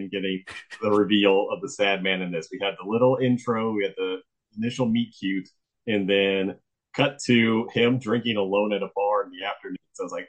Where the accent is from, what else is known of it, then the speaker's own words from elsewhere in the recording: South Florida, United States; moved away; Growing up in South Florida